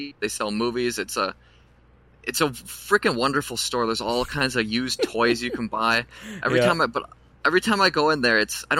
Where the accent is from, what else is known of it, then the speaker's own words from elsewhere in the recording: La Crescent, Minnesota, United States; I'm southern Minnesota, but I am from La Crescent, Minnesota.